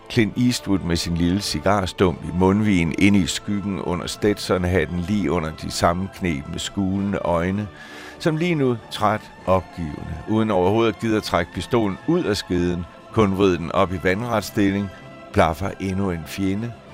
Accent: just south of Lammefjorden, West Zealand, Denmark; på min hjemmeegn, der var jeg vokset op i en lille stationsby ude på Vestjylland, lige syd for Lammefjorden

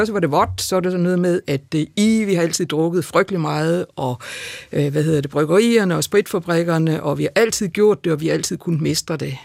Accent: Denmark; min hjemby Grænsted

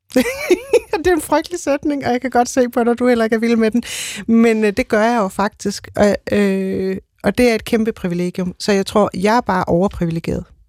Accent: Odense, Southern Denmark, Denmark; Jeg kommer totalt fra Odense

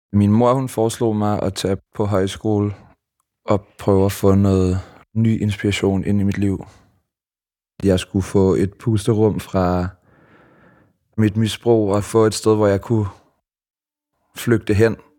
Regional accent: Copenhagen, Capital Region of Denmark, Denmark; Jeg er vokset op i Sydhavnen som et total hippiebarn

